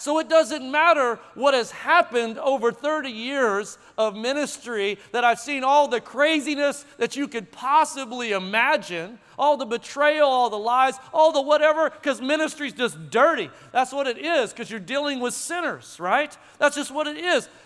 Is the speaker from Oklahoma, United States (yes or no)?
yes; Tulsa, Oklahoma, United States; moved away as an adult; now in Frisco, United States; I'm from Tulsa